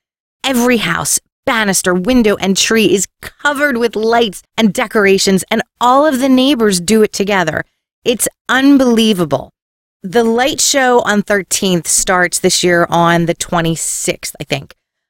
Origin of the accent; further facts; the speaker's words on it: Philadelphia, Pennsylvania, United States; Growing up in Philly